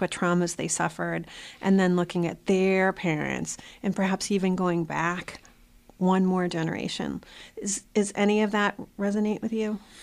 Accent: South Shore of Boston, Massachusetts, United States; also born or lived in Malden; I grew up in the South Shore of Boston

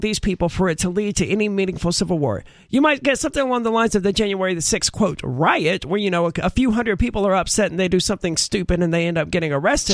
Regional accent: the South, United States; we're all from the South

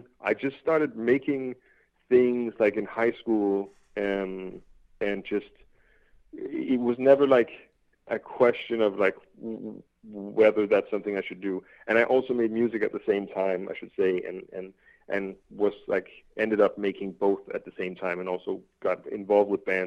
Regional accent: Denmark; I'm from Denmark

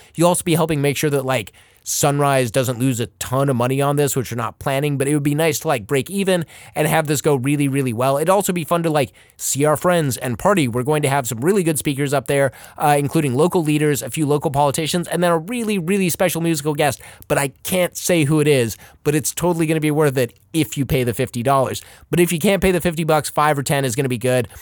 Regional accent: Los Angeles, California, United States; moved away; I grew up in Pacific Palisades for a bit, and I remember going to the pier when I was younger in, like, the mid-eighties.

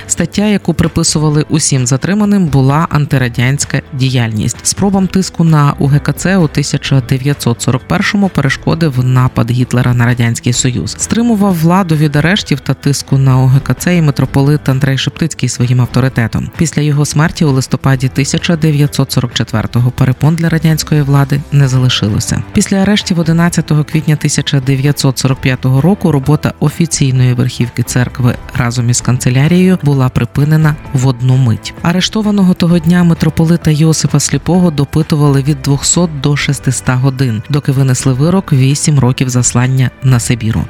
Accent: Ukraine; Підпільно хрестили мене та мого брата, але уже мій син та діти моїх братів хрещені у незалежній Україні відкрито і без ризику.

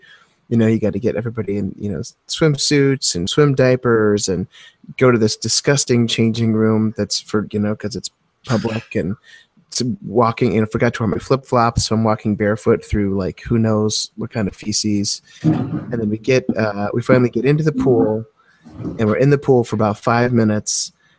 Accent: Midwest, United States; we're both from the Midwest.

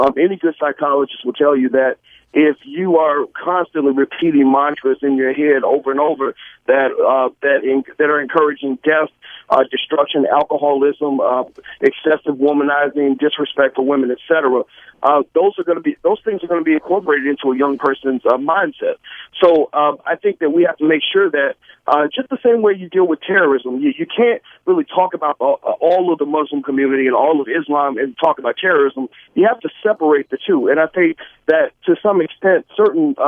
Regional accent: New York City, New York, United States; I'm from East New York

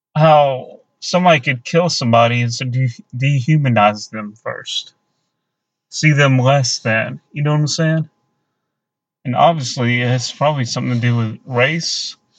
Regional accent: the South, United States; we grew up in the South.

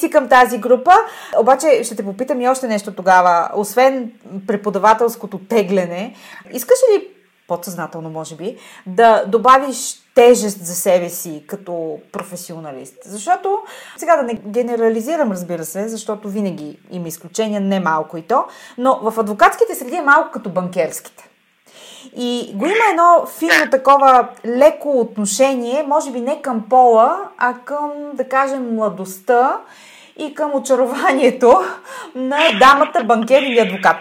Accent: Bulgaria; съм българка и съм израснала на тази географска ширина

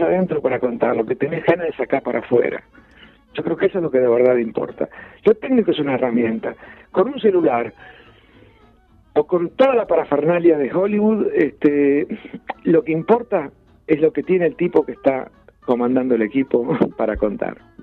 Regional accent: Ayacucho, Buenos Aires Province, Argentina; born or raised there

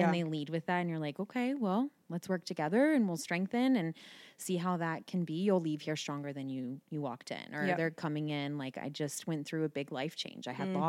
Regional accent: Terrace Park, Ohio, United States; I grew up in Terrace Park.

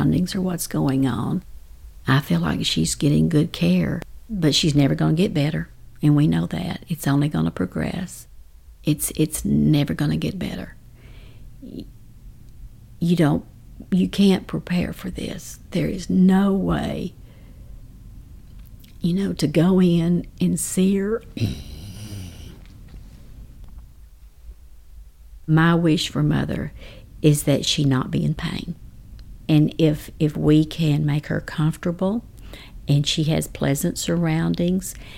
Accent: Comanche, Texas, United States; I grew up in Comanche, Texas

